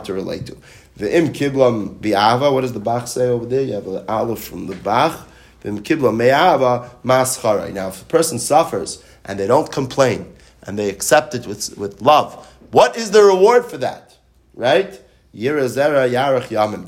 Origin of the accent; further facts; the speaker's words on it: New York City, New York, United States; now in Hollywood, Florida, United States; I grew up in New York City